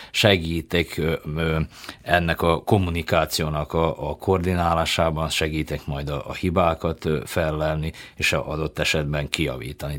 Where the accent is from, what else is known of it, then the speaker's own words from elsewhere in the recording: Subotica, Vojvodina, Serbia; Most én Szabadkáról jövök